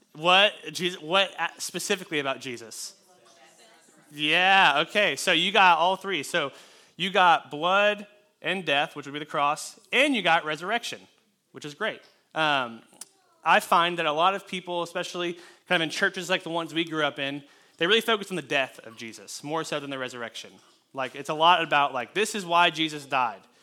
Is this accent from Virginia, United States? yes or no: no; California, United States; I was born in California